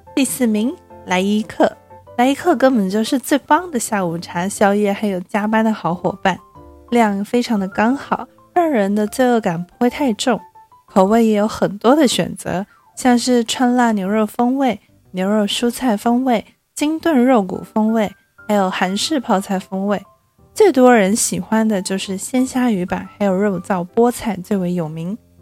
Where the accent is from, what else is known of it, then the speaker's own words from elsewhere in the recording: Taipei, Taiwan; 一个土生土长，却常常被误会是不会讲中文的台北人